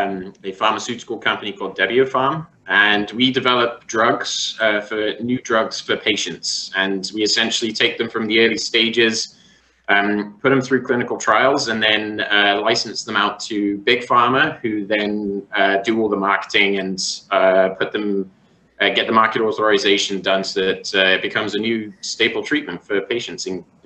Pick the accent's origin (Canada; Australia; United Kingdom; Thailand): Canada; born there; But my dad was posted over there for work, so I was born in Canada, and that's essentially how I got into hockey.